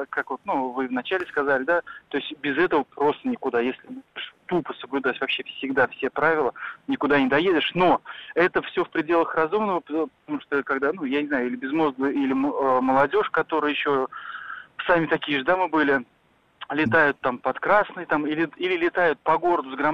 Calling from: Kazan, Tatarstan, Russia; А, добрый день, я из Казани.

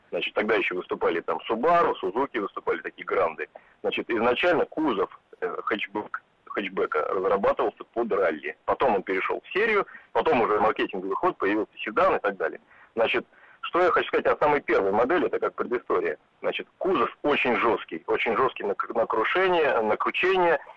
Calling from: Moscow, Russia; А, я из Москвы

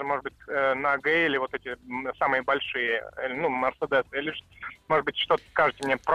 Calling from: Moscow, Russia; я из Москвы.

